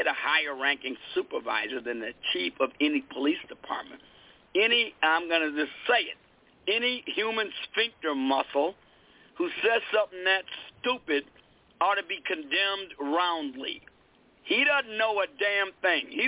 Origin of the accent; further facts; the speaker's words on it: United States; I'm an American, natural-born citizen of the United States